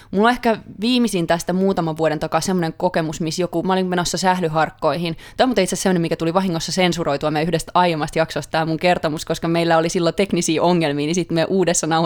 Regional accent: Finland; accent: Finnish; also born or lived in Sweden; now in Stockholm, Sweden; Ja sitten ne kuulee tietty, että mä tuun Suomesta siitä mun ö, aksentistani.

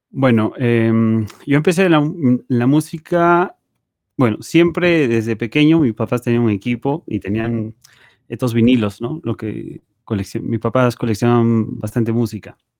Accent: Peru; en mi país no existía esa carrera en la universidad

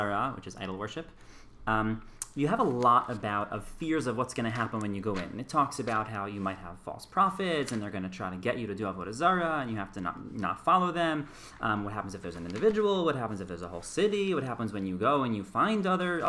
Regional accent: New York City, New York, United States; moved away as an adult; now in Herzliya, Israel; I grew up in Riverdale, New York. I now live in Israel in Herzliya.

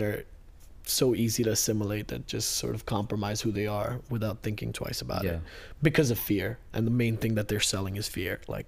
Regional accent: Kuwait; also born or lived in India / Maryland, United States; now in United States; we were born in India, but then we were raised in Kuwait

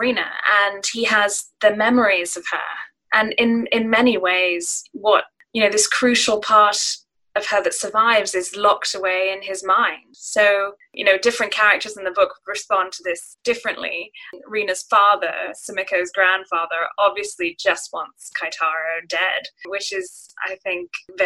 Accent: Singapore; growing up in Singapore and, you know, I have family connections to Japan

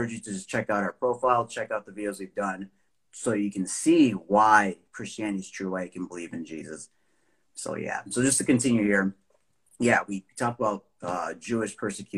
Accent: Nigeria; I'm from Nigeria

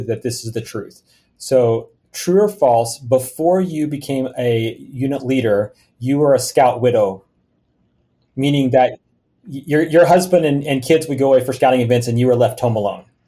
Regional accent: Oklahoma, United States; I grew up in Oklahoma

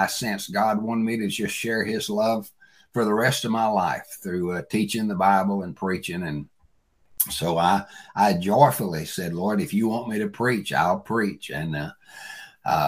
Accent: Bolivar, Tennessee, United States; I grew up in West Tennessee, a little town called Bolivar, Tennessee.

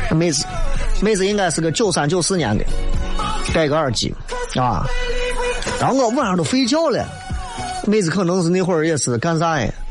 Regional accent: Xi'an, Shaanxi, China; 咱唐朝遗风下来的这种习俗，很多西安人都喜欢女娃要白，白胖白胖的

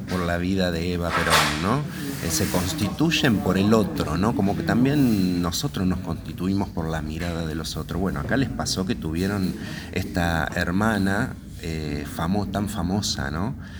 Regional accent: Argentina; de nuestra propia identidad como argentinos

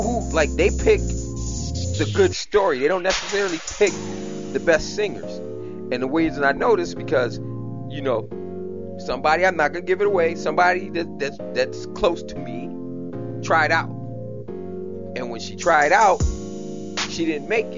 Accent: Jamaica; I'm Jamaican, and I grew up in a house

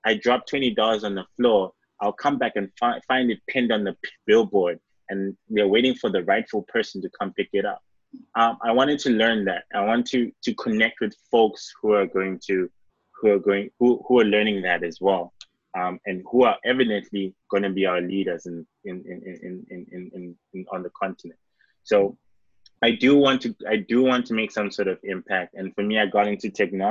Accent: Mbabane, Eswatini; moved away; also born or lived in Ghana (ancestry); I grew up in Southern Africa

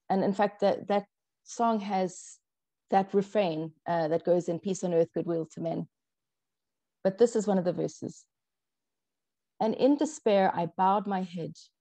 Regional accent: South Africa; first language English; I was brought up in South Africa. I'm a white, English speaking South African

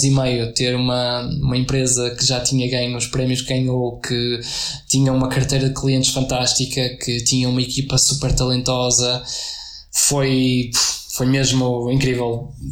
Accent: Aveiro, Centro, Portugal; now in Porto, Portugal; eu tinha acabado de chegar ao Porto, ah, vim, de, vim de Aveiro

